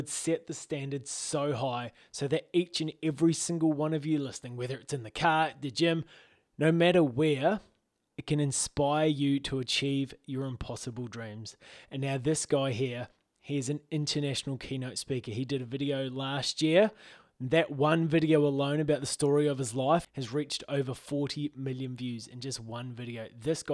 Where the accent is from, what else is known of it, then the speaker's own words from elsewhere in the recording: Australia; also born or lived in New Zealand; we're both Australian. I'm a hybrid of Kiwi-Australian.